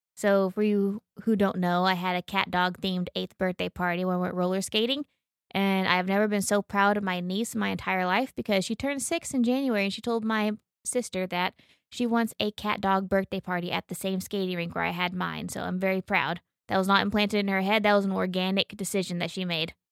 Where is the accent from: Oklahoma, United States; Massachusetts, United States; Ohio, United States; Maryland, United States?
Oklahoma, United States; we're from Oklahoma and we're hikers